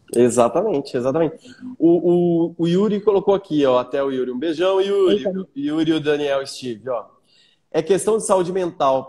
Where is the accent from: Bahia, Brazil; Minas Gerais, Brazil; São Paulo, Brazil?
São Paulo, Brazil; Bauru; now in Granja Viana, Brazil; Eu sou nascido e criado em Bauru, mas eu moro na Granja Viana